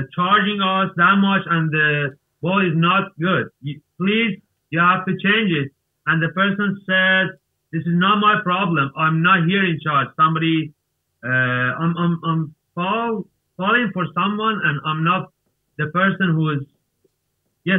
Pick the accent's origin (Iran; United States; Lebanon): Iran; English is a second language; I am from Iran.